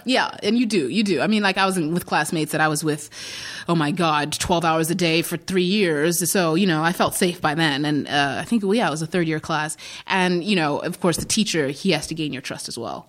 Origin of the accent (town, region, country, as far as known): Zimbabwe; born or raised there; moved away; also born or lived in Iowa, United States / New York, United States